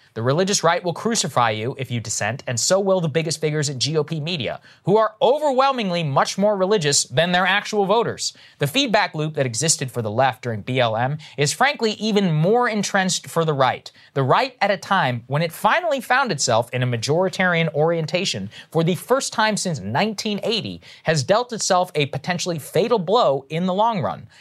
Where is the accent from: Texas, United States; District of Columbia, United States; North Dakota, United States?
Texas, United States; evangelicals that I grew up around in Texas